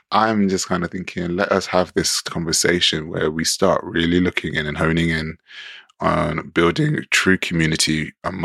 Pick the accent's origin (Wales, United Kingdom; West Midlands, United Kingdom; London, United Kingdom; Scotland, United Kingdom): London, United Kingdom; growing up in London